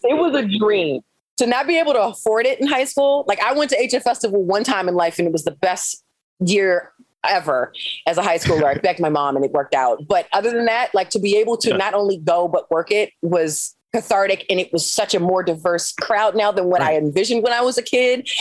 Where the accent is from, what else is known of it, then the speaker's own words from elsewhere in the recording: Maryland, United States; moved away as an adult; I'm from Maryland